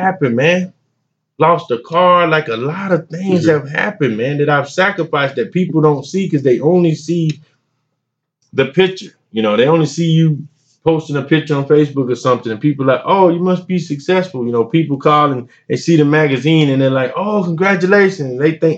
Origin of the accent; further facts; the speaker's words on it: Wellford, South Carolina, United States; I'm from Welford, South Carolina, man. The smallest, biggest town you never heard of.